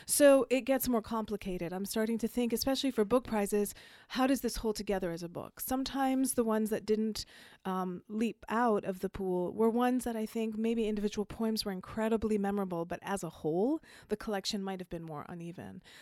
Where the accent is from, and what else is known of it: Jamaica; accent: faint accent, hard to place